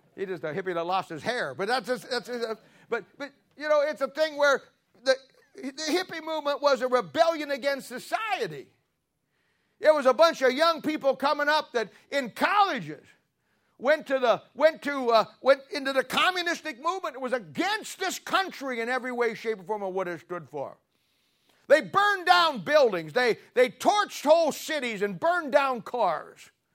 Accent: Canton, Ohio, United States; moved away; I'm from the Canton Baptist Temple, Doctor Harold Henniger. He's gone home to be with the Lord now. He or, they ordained me and sent me out back in the seventies, and I, I grew up there, got right. My mom and dad were charter members in that church

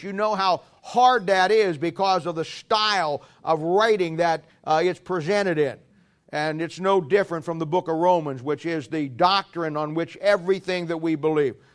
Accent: United States; I'm an American by birth

